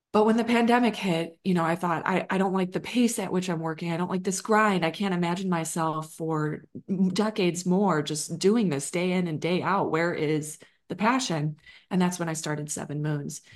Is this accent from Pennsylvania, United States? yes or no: no; Chicago, Illinois, United States; moved away as an adult; now in Austin, United States; I grew up in Chicagoland